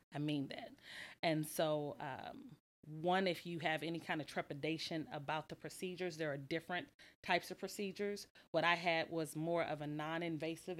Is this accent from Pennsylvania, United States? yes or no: no; Lake Jackson, Texas, United States; now in Houston, United States; I'm from Lake Jackson, Texas